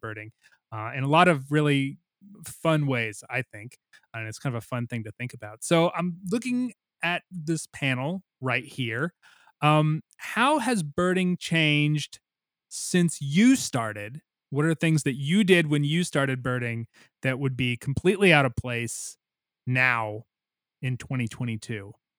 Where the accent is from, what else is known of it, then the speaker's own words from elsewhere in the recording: Missouri, United States; my home state of Missouri